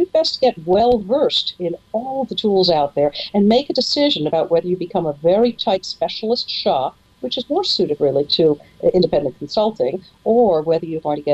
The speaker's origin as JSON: {"language": "English", "town": "Seattle", "region": "Washington", "country": "United States", "said": "I come from Seattle, Washington"}